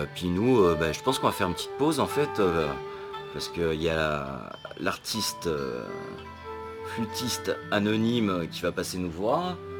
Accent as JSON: {"language": "French", "region": "Normandy", "country": "France", "moved": "yes", "said": "Je suis normand"}